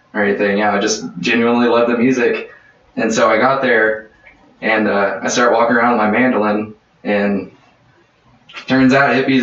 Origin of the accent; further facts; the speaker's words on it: Fort Smith, Arkansas, United States; moved away as an adult; now in Little Rock, United States; I'm from Fort Smith, Arkansas, originally. And then about 2 years ago, I moved to Little Rock